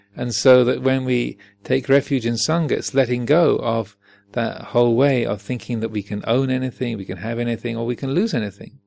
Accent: Kent, South East England, United Kingdom; moved away; also born or lived in United States; I'm British and American, and so I'm so. Uh, and I was born in in Kent

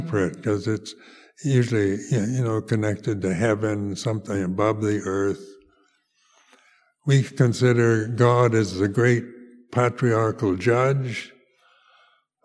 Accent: United States; also born or lived in Amaravati, England; now in United Kingdom; as a teenager growing up in the United States

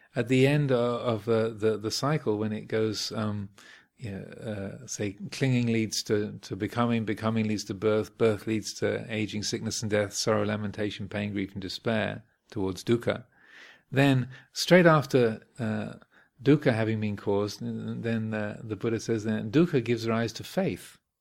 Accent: Kent, South East England, United Kingdom; where I grew up in Kent

